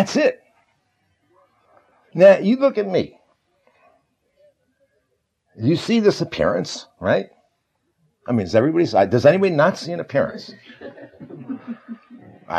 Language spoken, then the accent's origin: English; United States; I'm an American